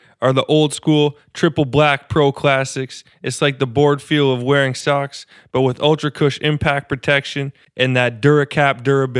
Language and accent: English; Canada; as a Canadian growing up, my love for hockey